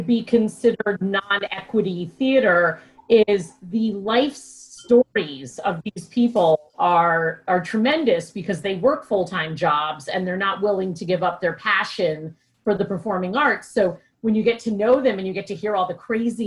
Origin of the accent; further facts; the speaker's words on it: Katonah, New York, United States; also born or lived in Mount Kisco, New York / Boston; now in Connecticut, United States; I was raised in Westchester in a town called Katona